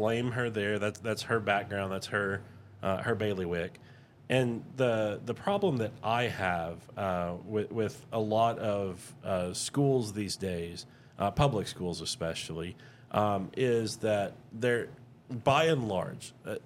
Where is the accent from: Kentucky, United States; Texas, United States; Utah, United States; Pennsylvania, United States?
Texas, United States; Houston; moved away; also born or lived in Tomball, Texas; I grew up in the Houston area mostly